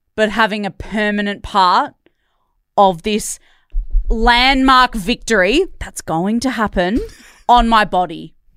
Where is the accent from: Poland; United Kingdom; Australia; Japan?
Australia; Perth, Western Australia; we're both from Perth